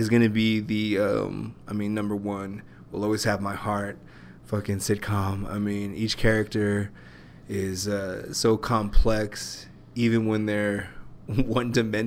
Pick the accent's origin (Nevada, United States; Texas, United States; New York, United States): Texas, United States; El Paso; I'm Mexican and shit and from El Paso